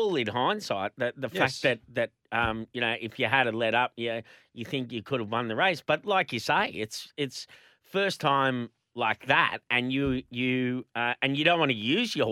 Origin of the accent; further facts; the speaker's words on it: Queensland, Australia; being a Queenslander